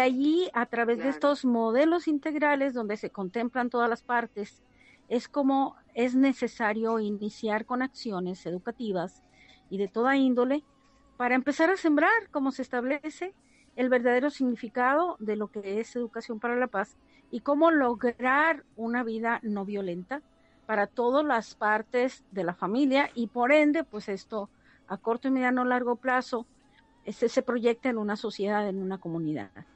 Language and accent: Spanish; Cócorit, Sonora, Mexico; moved away; Cocori, Sonora, que allá es mi tierra, ese es, ese es mi rancho, es, el área donde yo nací y crecí